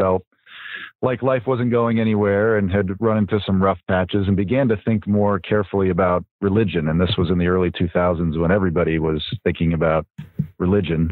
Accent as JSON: {"language": "English", "region": "upstate New York", "country": "United States", "tie": "born or raised there", "also_born_or_lived": "Los Angeles", "said": "I was born in Los Angeles, grew up in upstate New York"}